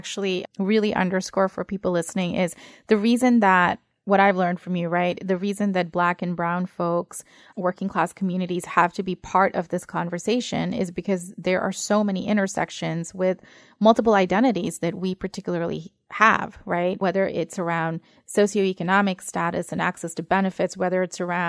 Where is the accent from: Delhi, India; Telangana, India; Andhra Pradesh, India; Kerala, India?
Kerala, India; moved away; my home state in India, Kerala